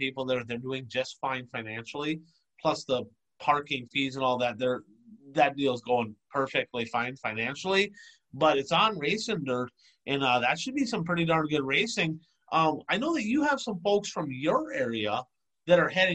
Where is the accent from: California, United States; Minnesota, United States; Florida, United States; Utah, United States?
Minnesota, United States; now in Illinois, United States; I'm from Minnesota. I now live in Illinois